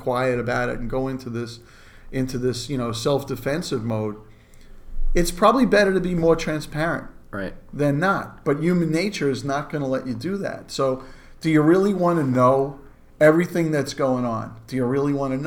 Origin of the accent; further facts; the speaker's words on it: New York City, New York, United States; I grew up in Brooklyn